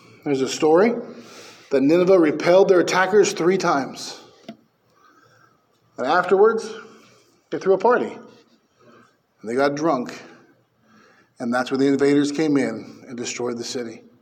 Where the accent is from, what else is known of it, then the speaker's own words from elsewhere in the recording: Bakersfield, California, United States; moved away; I'm from Bakersfield.